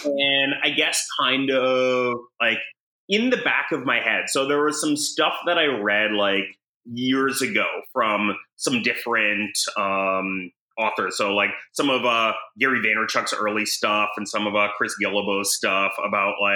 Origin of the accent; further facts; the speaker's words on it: Canada; moved away as an adult; now in United States; I'm Canadian